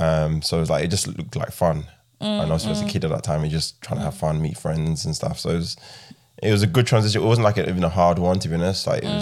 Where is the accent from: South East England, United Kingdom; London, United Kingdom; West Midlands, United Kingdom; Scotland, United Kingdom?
London, United Kingdom; When I was younger, I grew up in Southeast London. I saw a lot of things.